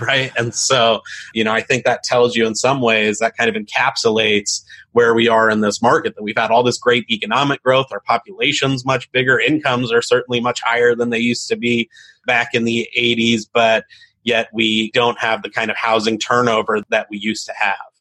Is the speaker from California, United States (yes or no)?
yes; San Diego, California, United States; I grew up in East County, San Diego